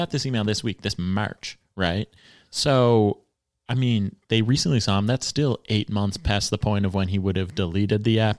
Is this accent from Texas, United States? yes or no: yes; Texas, United States; now in New York, United States; I'm from Texas. He's from Brooklyn.